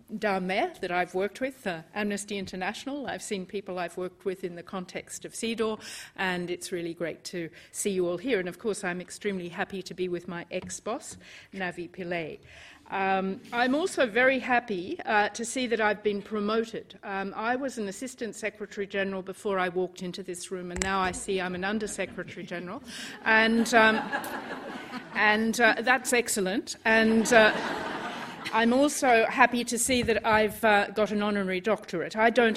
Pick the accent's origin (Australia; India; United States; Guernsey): Australia; moved away as an adult; now in United Kingdom; I grew up in Australia